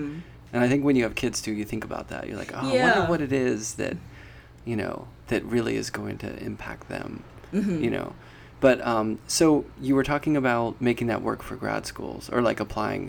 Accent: Pittsburgh, Pennsylvania, United States; I grew up in Pittsburgh

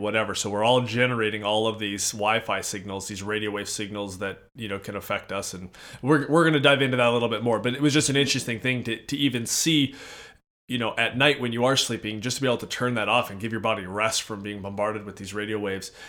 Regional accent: Edmonton, Alberta, Canada; now in Minnesota, United States; so we're in Minnesota, I hail from Edmonton, Alberta

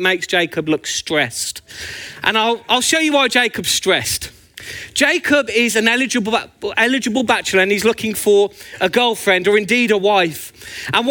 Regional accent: Birmingham, West Midlands, United Kingdom; also born or lived in Northampton; now in Luton, United Kingdom; as you can tell by my beautiful accent, I'm actually from Birmingham, but I always think of Northampton as home.

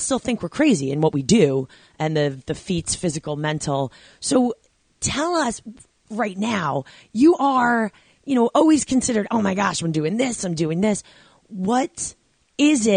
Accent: Babylon, New York, United States; you and I are Long Island bred. I grew up about 25 minutes away from you

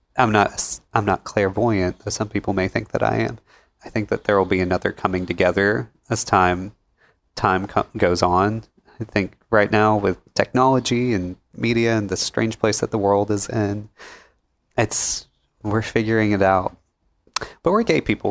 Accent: Pickwick, United States; growing up in Pickwick, uh, I come from small, small town background

